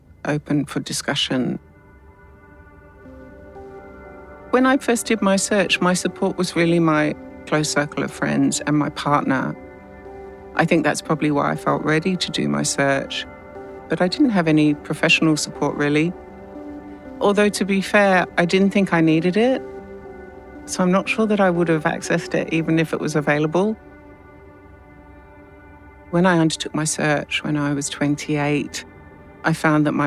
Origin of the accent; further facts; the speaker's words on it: London, United Kingdom; I was born and adopted in London and raised in an English adoptive family